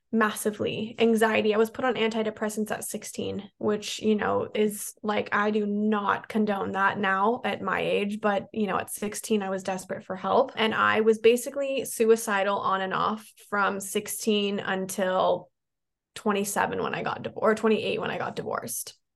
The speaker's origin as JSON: {"language": "English", "town": "San Diego", "region": "California", "country": "United States", "tie": "born or raised there", "said": "i moved back to my hometown in san diego"}